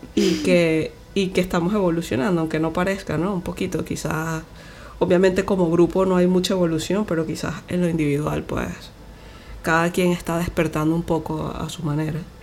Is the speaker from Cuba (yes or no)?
no; Venezuela; somos de Venezuela